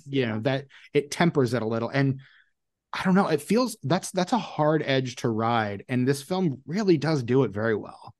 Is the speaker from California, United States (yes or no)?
no; Indianapolis, Indiana, United States; I grew up in Indianapolis